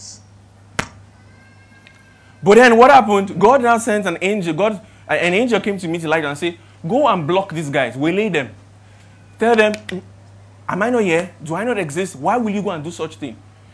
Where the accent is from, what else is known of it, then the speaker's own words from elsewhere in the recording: Ibadan, Oyo, Nigeria; now in Lagos, Nigeria; I am from Ibadan.